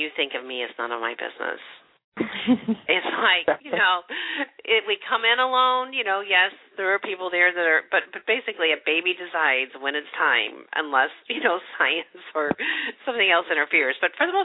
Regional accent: United States; I'm from America

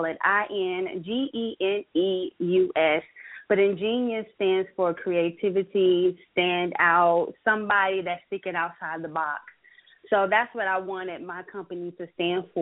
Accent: Biloxi, Mississippi, United States; now in Atlanta, United States; I'm from Biloxi, Mississippi, and I went to Jackson State. So I wanted to have something at my home base

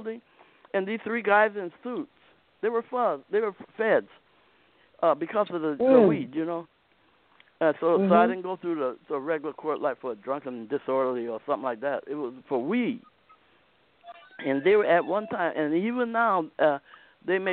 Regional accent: Akron, Ohio, United States; moved away; Akron, Ohio

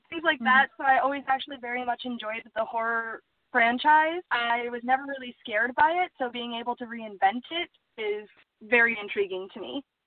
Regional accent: Superior, Wisconsin, United States; also born or lived in Duluth, Minnesota; Originally, I was born in Duluth, Minnesota, and raised in Superior, Wisconsin

